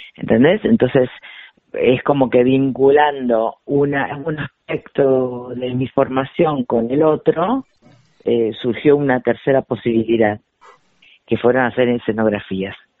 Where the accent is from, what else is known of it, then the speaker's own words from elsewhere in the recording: Argentina; nuestra existencia como argentinos